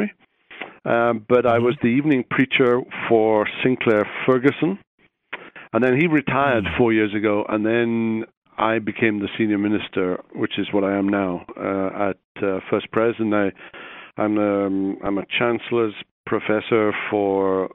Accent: Wales, United Kingdom; moved away as an adult; also born or lived in Belfast, Northern Ireland / Jackson, Mississippi; now in Columbia, United States; I grew up in Britain, in Wales, went to school there

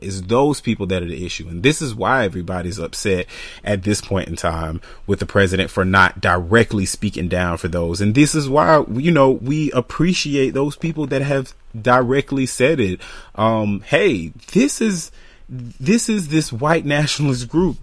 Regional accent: United States; I'm an American

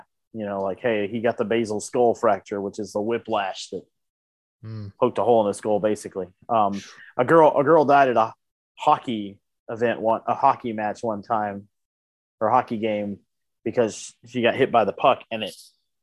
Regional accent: the South, United States; we're both from the South

